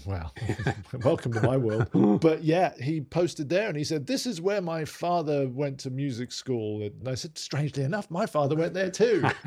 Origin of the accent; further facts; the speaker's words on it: London, United Kingdom; moved away as an adult; now in Los Angeles, United States; We're two Brits who grew up in North London